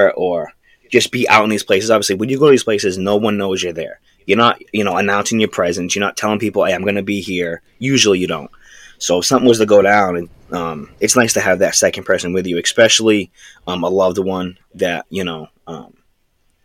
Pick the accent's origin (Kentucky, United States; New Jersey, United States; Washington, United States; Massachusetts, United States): Massachusetts, United States; We're from the Northeast, you know, Massachusetts. That's where we're from